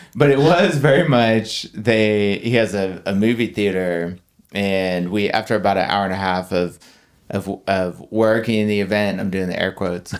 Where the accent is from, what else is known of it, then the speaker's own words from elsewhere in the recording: Texas, United States; moved away; I was from Texas